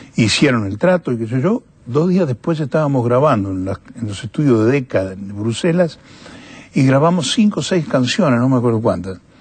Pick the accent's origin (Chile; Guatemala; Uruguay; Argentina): Argentina; moved away as an adult; also born or lived in San Rafael, Mendoza; now in Europe; soy un cantante argentino que vive en Europa